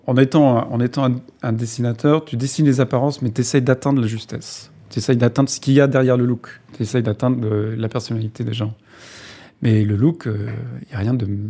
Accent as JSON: {"language": "French", "town": "Tours", "region": "Centre-Val de Loire", "country": "France", "tie": "born or raised there", "moved": "as an adult", "said": "Je suis né à Tours, dans un HLM."}